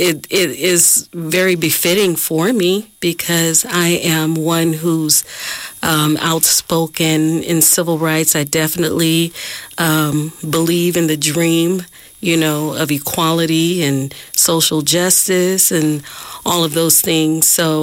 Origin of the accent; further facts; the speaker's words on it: Oakland, California, United States; I'm from Oakland, California. Mm-hmm. I've been here since I was 10 years old. I come from a family that love music.